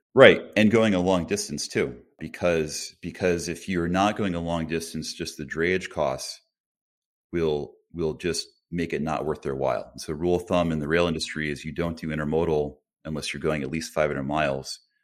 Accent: Colchester, Connecticut, United States; I grew up in a small town in Connecticut called Colchester.

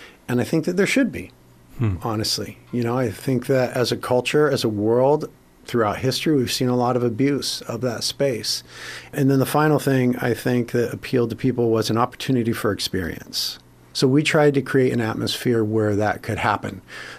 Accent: Carpinteria, California, United States; we ended up starting a church in Carpinteria, my hometown

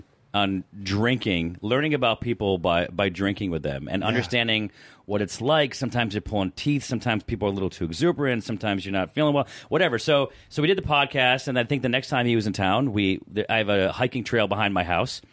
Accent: Syracuse, New York, United States; now in Los Angeles, United States; I grew up in Syracuse.

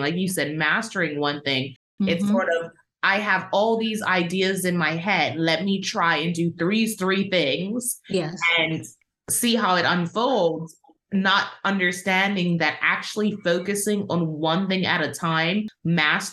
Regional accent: Bermuda; also born or lived in United Kingdom; I'm from the island of Bermuda

